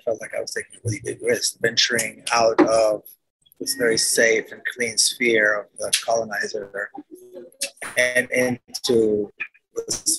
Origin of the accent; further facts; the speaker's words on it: Israel; Well, growing up, there was no Palestine. There was Israel and there were Arabs who lived within Israel.